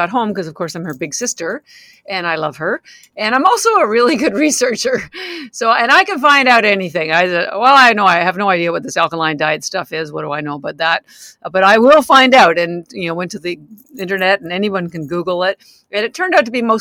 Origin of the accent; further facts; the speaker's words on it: Canada; moved away as an adult; now in Boston, United States; I'm actually Canadian. I've lived in Boston 33 years